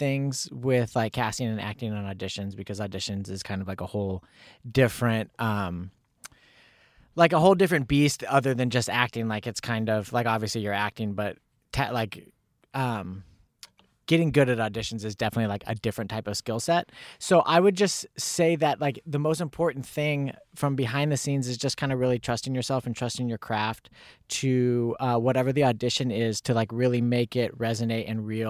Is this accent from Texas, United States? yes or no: no; Lincoln, Illinois, United States; born there; Well, February 16th, 1987 at 7:07 in the morning, I was born in Lincoln, Illinois.